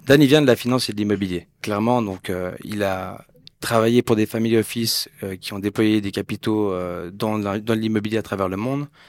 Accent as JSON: {"language": "French", "region": "Geneva", "country": "Switzerland", "tie": "born or raised there", "said": "Je suis né, j'ai grandi à Genève."}